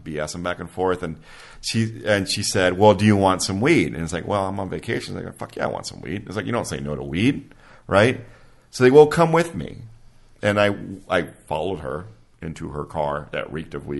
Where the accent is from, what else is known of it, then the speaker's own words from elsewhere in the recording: Texas, United States; we're from Texas